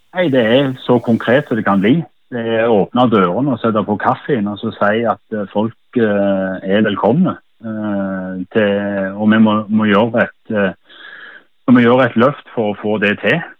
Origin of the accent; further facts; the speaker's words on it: Sola, Rogaland, Norway; moved away; Sola klubben i mitt hjerte der jeg vokste opp som håndballspiller i den hallen